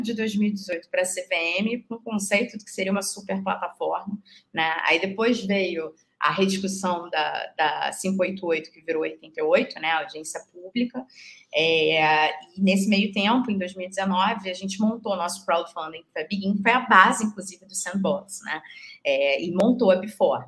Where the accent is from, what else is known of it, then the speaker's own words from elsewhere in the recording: Rio de Janeiro, Brazil; moved away as an adult; now in São Paulo, Brazil; sou carioca louca por praia